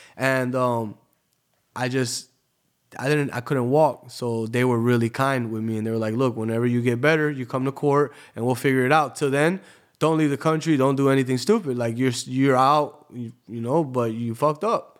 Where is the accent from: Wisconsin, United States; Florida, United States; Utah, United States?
Florida, United States; Tampa; moved away as an adult; also born or lived in New Jersey / Bahrain; now in Miami, United States; I grew up in Tampa, but I, I lived all over the world. You know, I was born in New Jersey